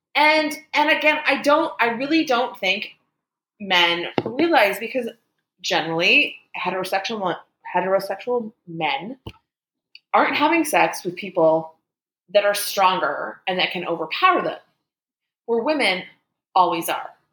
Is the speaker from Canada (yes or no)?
yes; Canada; I'm Canadian